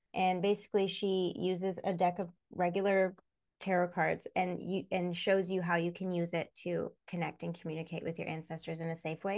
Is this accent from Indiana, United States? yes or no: no; Michigan, United States; growing up in Michigan